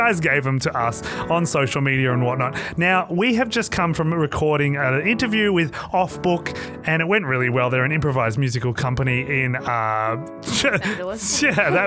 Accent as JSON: {"language": "English", "country": "Australia", "said": "I'm quite an Aussie bloke"}